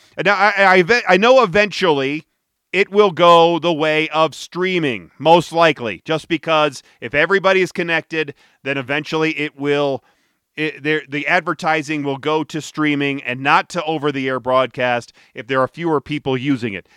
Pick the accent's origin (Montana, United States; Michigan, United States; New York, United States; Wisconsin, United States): Michigan, United States; Detroit; now in Denver, United States; I was growing up in Detroit